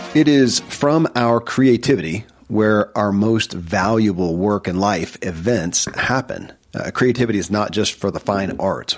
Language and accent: English; Kentucky, United States; born or raised there